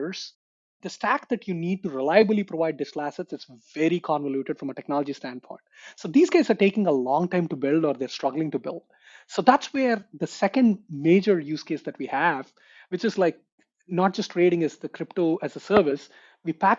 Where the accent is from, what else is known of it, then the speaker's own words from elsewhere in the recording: India; moved away; I grew up in India, and I did my engineering from India as well